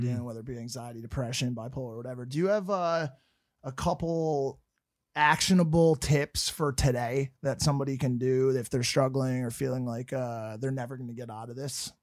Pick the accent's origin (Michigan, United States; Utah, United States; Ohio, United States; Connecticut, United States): Connecticut, United States; I'm from Connecticut and in Fairfield County, it's a wealthy place